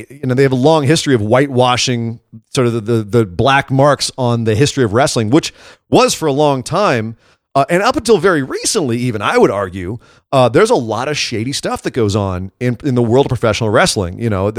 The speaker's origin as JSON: {"language": "English", "region": "West Coast", "country": "United States", "said": "I'm from the West Coast."}